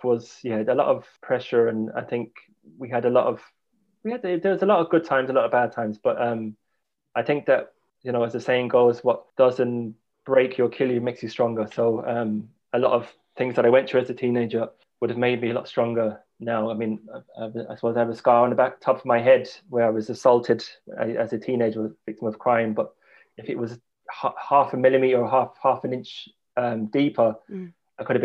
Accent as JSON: {"language": "English", "region": "London", "country": "United Kingdom", "tie": "born or raised there", "moved": "as an adult", "lives_now": "Ireland", "said": "central London, I grew up in the Marquess Estate, which was a council estate in London"}